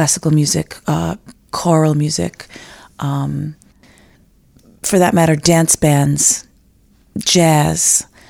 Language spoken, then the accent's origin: English; New York City, New York, United States; born there; I was born in New York City, the Lower West Side of Manhattan, in 1964, in St. Vincent's Hospital. The daughter of Irish immigrants.